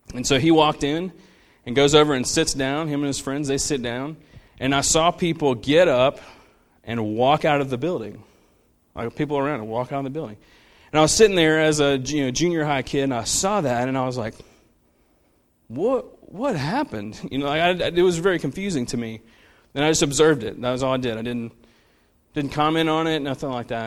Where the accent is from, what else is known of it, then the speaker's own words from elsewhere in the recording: Central, United States; I grew up, I grew up in Central, which was not the Central that it is now. Like, it was much more of, like, a country town